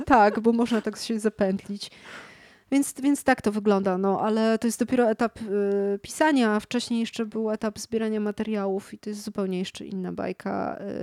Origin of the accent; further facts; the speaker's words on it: Kraków, Lesser Poland, Poland; now in Warsaw, Poland; jestem z Krakowa